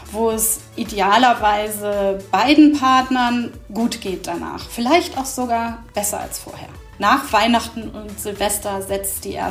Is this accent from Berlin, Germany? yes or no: no; Hamburg, Germany; ich bin 53 Jahre alt und ich komme aus Hamburg.